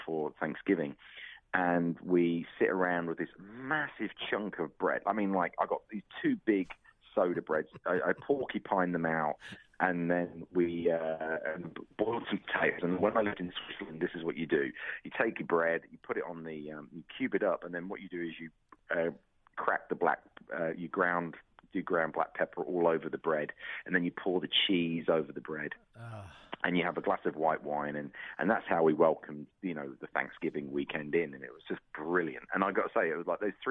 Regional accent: United Kingdom; moved away; being British

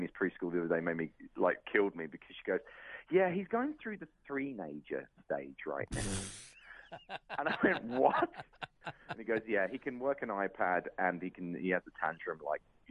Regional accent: United Kingdom; moved away; being British

